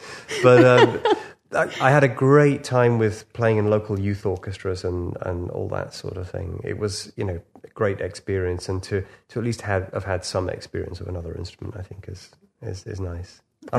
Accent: Liverpool, North West England, United Kingdom; Probably saved me from all sorts of things, you know, growing up in Liverpool.

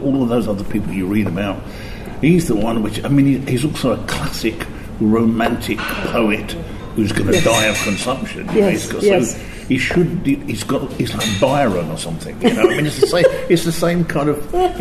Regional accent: London, United Kingdom; moved away as an adult; now in Oxford, United Kingdom; I'm a Londoner born and bred, I always will be

